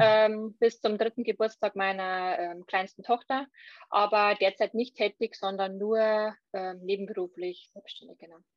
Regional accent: Lower Bavaria, Germany; ich komme aus Niederbayern

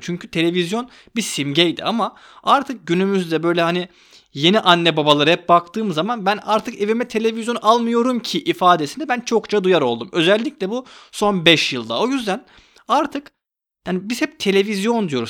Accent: Istanbul, Turkey; Ben 91 doğumluyum. İstanbul'da doğdum.

